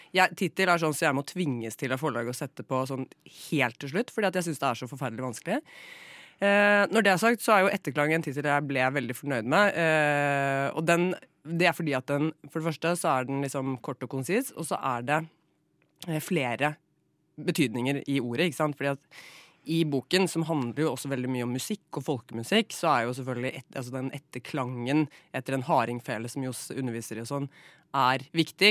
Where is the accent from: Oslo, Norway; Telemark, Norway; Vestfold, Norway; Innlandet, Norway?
Telemark, Norway; Flatdal; born or raised there; moved away